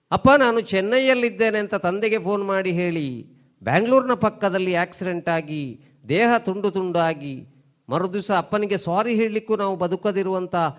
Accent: Tulu Nadu, India; ನಮ್ಮ ಊರಿನಲ್ಲಿ ನಮ್ಮ ಭಾರತ ದೇಶದಲ್ಲಿ ಅದು ಸಹ ನಮ್ಮ ತುಳುನಾಡಿನಲ್ಲಿ

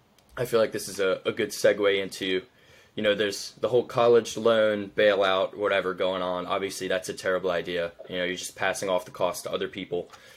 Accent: United States; being an American

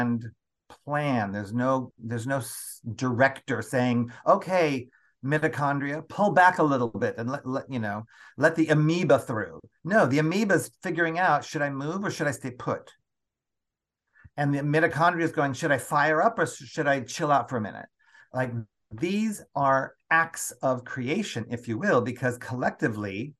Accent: United States; born and raised in the United States of America

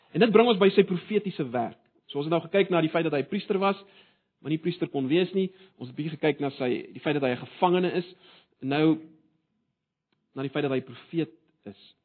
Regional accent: South Africa

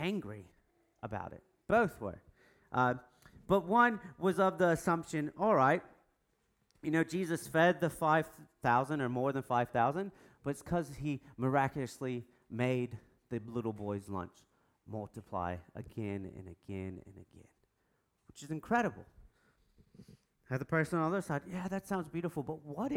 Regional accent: United States; I'm American.

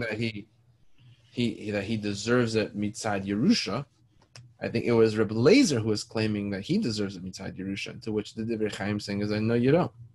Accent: Toronto, Ontario, Canada; I grew up in Toronto, down the street from me

